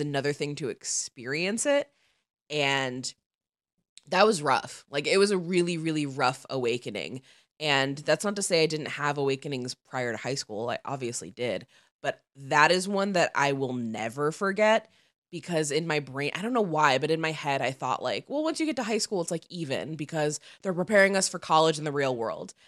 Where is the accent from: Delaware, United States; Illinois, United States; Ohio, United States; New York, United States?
Illinois, United States; outside Chicago; where I grew up outside Chicago